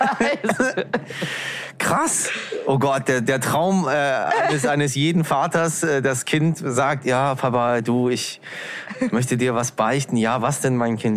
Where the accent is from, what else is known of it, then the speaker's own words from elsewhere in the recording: Hamburg, Germany; accent: Hamburg; also born or lived in Berlin; dass wir Hamburger